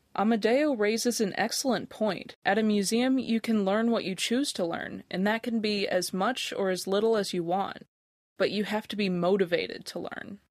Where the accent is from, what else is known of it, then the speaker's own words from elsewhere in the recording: United States; moved away as an adult; also born or lived in Otago, New Zealand; now in Dunedin, New Zealand; I grew up just outside Washington, D.C.